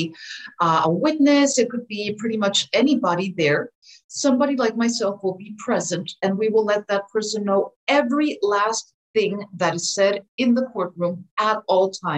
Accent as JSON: {"language": "English", "town": "Philadelphia", "region": "Pennsylvania", "country": "United States", "tie": "born or raised there", "said": "I grew up in Philadelphia myself on the East Coast."}